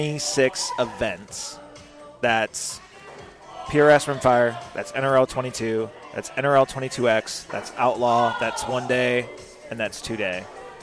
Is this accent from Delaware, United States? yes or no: no; Arizona, United States; I'm from Arizona.